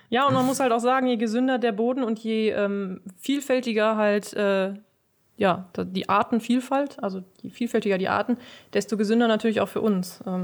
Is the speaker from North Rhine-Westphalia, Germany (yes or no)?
yes; Kallenhardt, North Rhine-Westphalia, Germany; Ähm, also ich komme ja eigentlich ursprünglich aus Kallenhardt. Mit sechs Jahren bin ich hierher gezogen, habe lange hier gewohnt.